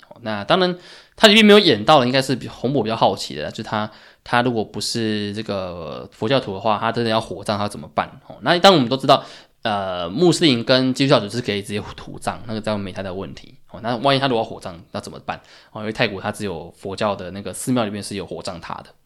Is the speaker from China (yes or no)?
no; Taiwan; 作为台湾人，可能我们大家对这个COVID nineteen 其实感觉不深